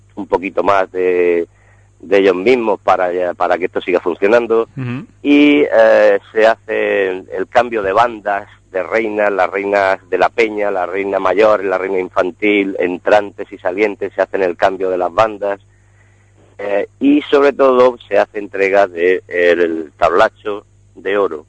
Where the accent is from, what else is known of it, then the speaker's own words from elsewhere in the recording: Region of Murcia, Spain; como buenos murcianos amantes de la gastronomía